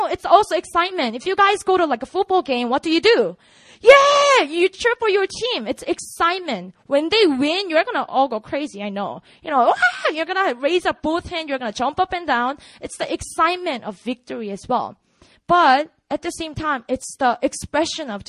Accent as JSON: {"language": "English", "region": "Busan", "country": "South Korea", "tie": "born or raised there", "also_born_or_lived": "Seoul", "second_language": "English", "moved": "yes", "said": "I grew up in Busan"}